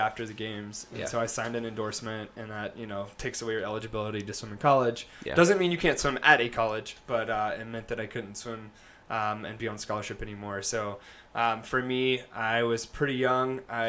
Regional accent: North Carolina, United States; also born or lived in various US locations; I'm a Southern boy at heart. I'm originally from North Carolina, so got a little Southern in my blood, but moved all over, lived all over

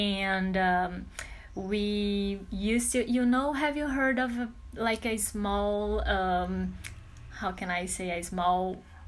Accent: Piauí, Brazil; English is a second language; I'm from Piauí, Brazil, and I'm an English teacher.

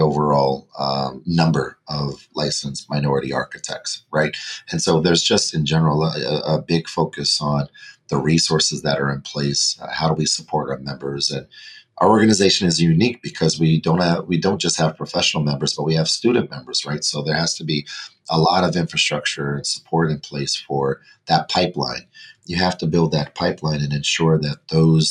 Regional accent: Denver, Colorado, United States; I was born and raised in Denver, Colorado

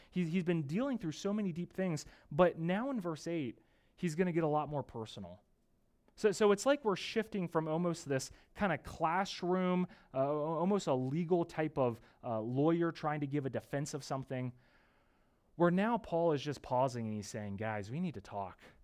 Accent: United States; moved away; I'm from the East Coast where growing up with my family and my parents, we were just minutes away from Gettysburg, Antietam

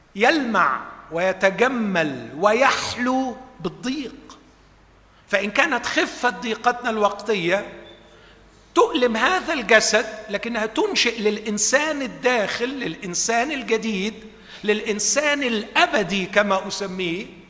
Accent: Egypt; باعتباري مصري

